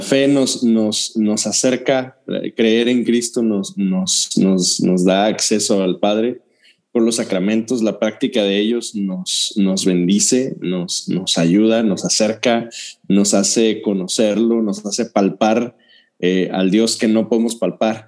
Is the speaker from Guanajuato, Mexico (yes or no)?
yes; Dolores Hidalgo, Guanajuato, Mexico; Yo soy de, yo crecí en Dolores y algo Guanajuato.